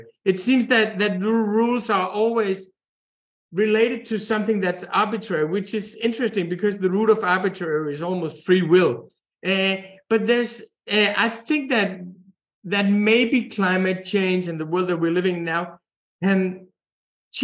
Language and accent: English; Denmark; when I was a kid growing up in Denmark in the 70s